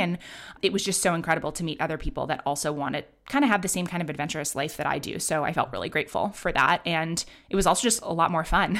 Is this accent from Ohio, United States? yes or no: no; New York City, New York, United States; also born or lived in London; I grew up in Manhattan